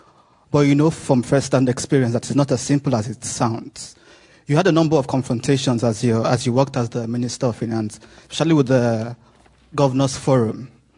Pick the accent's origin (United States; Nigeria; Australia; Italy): Nigeria; now in London, United Kingdom; I'm a Nigerian.